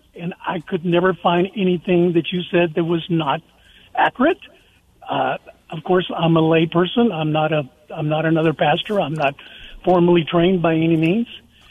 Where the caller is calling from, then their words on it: New Braunfels, Texas, United States; I am calling from New Braunfels.